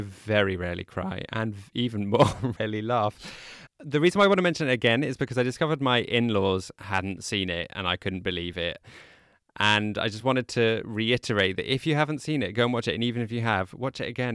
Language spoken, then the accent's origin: English; United Kingdom; I'm British